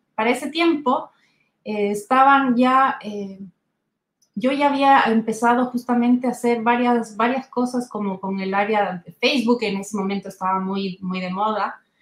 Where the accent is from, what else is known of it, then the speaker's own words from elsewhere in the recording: Ecuador; moved away as an adult; now in Santiago, Chile; yo soy ecuatoriana de nacimiento